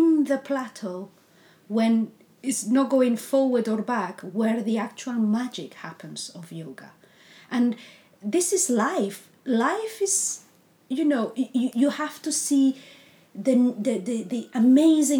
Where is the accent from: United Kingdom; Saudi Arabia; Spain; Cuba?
Spain; English is a second language; moved away; I'm Spanish, so English is not my first language.